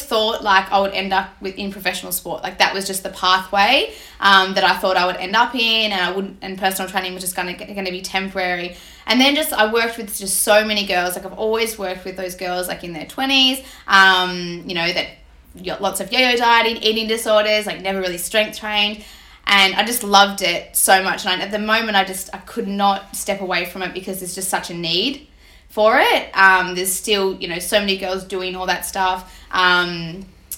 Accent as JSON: {"language": "English", "town": "Melbourne", "region": "Victoria", "country": "Australia", "moved": "as an adult", "said": "I'm from the East Coast, moved here for my master's degree"}